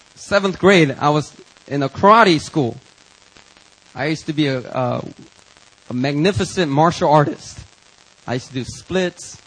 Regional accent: Philadelphia, Pennsylvania, United States; growing up in Philadelphia, you know, you you kind of pick up certain vocabulary words

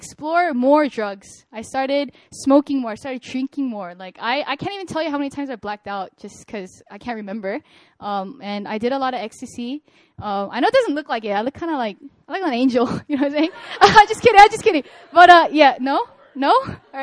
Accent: California, United States; moved away as an adult; now in Korea; I'm a Korean-American. I'm born and raised in California.

